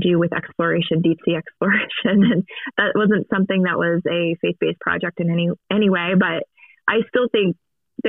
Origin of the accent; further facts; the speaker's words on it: Maryland, United States; I was born and raised Catholic in a Catholic home, in a Catholic community and parish in Maryland. I grew up there